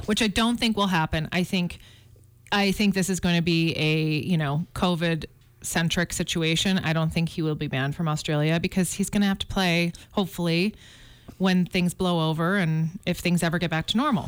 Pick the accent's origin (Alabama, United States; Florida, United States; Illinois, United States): Illinois, United States; Chicago; also born or lived in Flagstaff, Arizona; now in Montana, United States; I grew up in Chicago